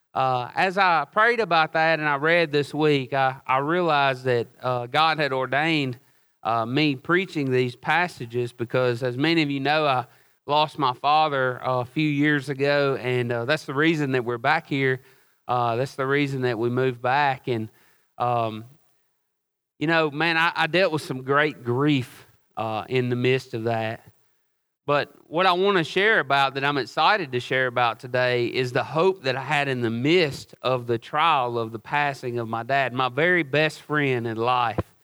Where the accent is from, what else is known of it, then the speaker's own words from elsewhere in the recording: Oxford, United States; also born or lived in Hawaii; I was born and raised here in Oxford